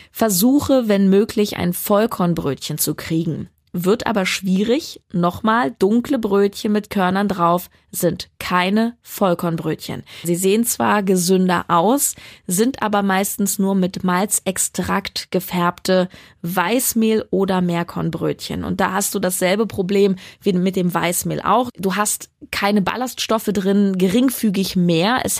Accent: Berlin, Germany; Currywurst ist auch ganz, ganz schlimm. Und das sage ich als Berlinerin.

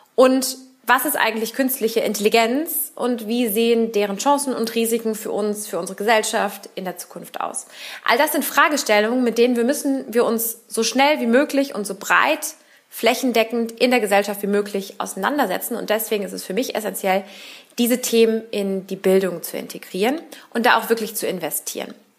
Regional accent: Berlin, Germany; now in Cologne, Germany; gebürtige Berlinerin, überzeugte Wahlkölnerin

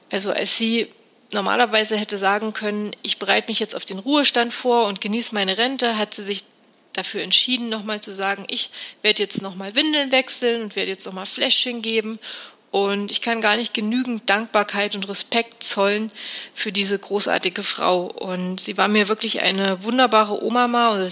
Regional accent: Thuringia, Germany; born there; now in Munich, Germany; und lebe seit ein paar Jahren in München. Ich bin aber eigentlich eine echte Landpomeranze und eine gebürtige Thüringerin. Aufgewachsen bin ich auf einem Bauernhof

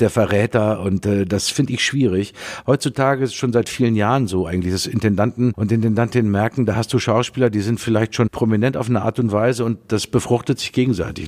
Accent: Dortmund, North Rhine-Westphalia, Germany; meine Heimatstadt Dortmund

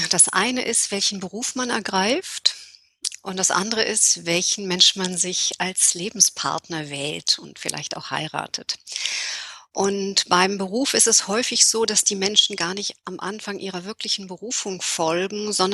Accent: Berlin, Germany; moved away; Berlinerin, aber mit vielen Jahren im Ausland.

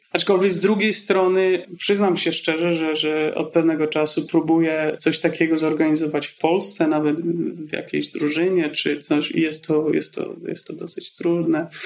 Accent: Poland; moved away as an adult; wyjechałem z Polski, gdy miałem 19 lat

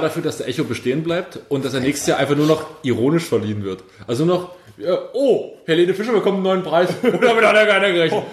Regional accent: Pulsnitz, Saxony, Germany; moved away; in Pulsnitz, in meiner Heimatstadt

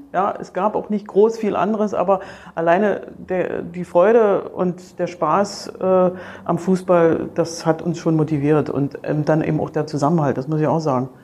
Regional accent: Germany; Ich bin in der DDR aufgewachsen

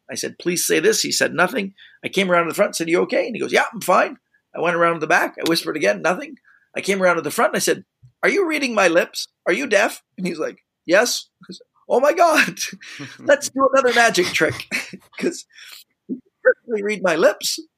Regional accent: Canada; being Canadian

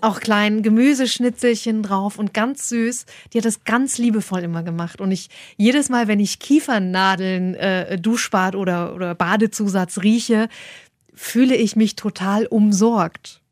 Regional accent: Saxony-Anhalt, Germany; ich komme aus Sachsen-Anhalt, Osten damals noch gewesen

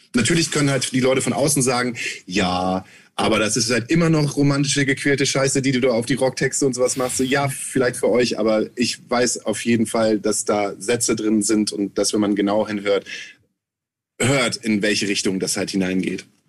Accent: Germany; wir kommen aus Deutschland

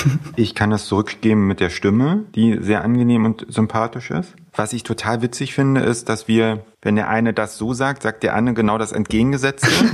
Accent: near Frankfurt, Brandenburg, Germany; now in Berlin, Germany; ich komme ursprünglich, äh, ursprünglich aus der Nähe von Frankfurt-Oder, aus einem kleinen Kuhdorf, quasi vom Bauernhof direkt in die Großstadt gezogen

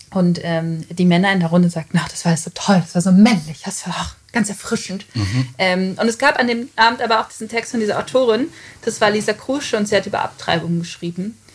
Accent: Gevelsberg, North Rhine-Westphalia, Germany; also born or lived in Hagen; also ich bin in Hagen mhm. geboren, in, aber ich bin aufgewachsen in Gevelsberg.

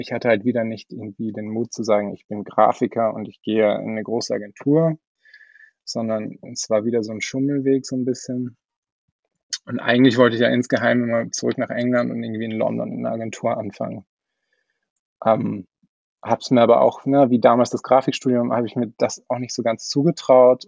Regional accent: Austria; ich komme eigentlich aus Österreich

